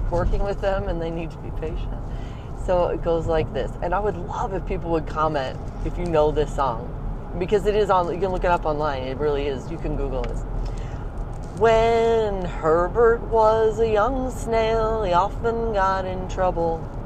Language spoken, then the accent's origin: English; St. Louis, Missouri, United States; also born or lived in Ohio; now in St. Louis, United States; back to St. Louis where I was raised